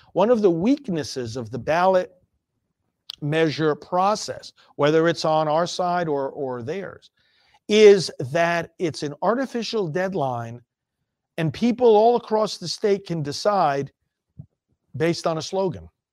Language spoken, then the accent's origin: English; New York, United States; moved away; I'm from New York originally